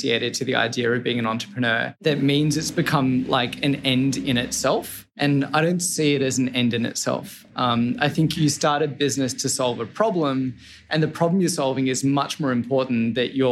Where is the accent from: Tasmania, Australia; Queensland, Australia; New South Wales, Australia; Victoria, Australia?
New South Wales, Australia; Sydney; moved away as an adult; also born or lived in Boston / Denmark; I'm Australian, born in Sydney.